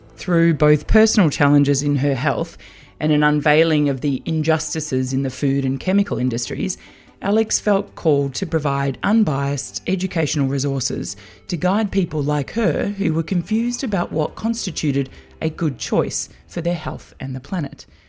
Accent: Australia; growing up in Australia

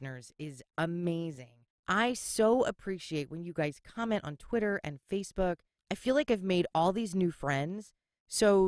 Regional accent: Philadelphia, Pennsylvania, United States; accent: Philly; my Philly accent

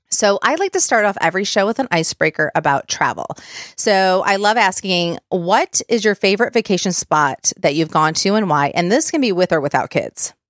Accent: Michigan, United States; I grew up in Michigan, so we could drive to Sandusky

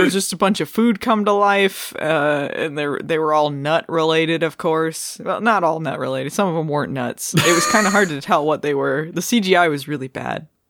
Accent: Arizona, United States; I, I grew up in Arizona

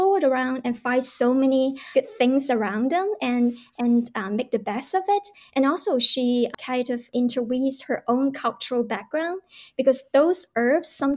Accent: China; moved away as an adult; now in Canada; I come from China

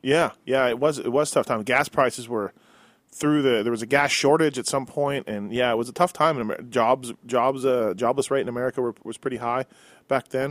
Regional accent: Canada; me being Canadian, born and raised

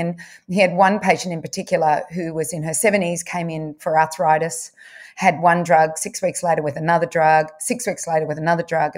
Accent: Bendigo, Victoria, Australia; also born or lived in Wangaratta; I was brought up in, well, I was born in Wangaratta, but brought up in Bendigo.

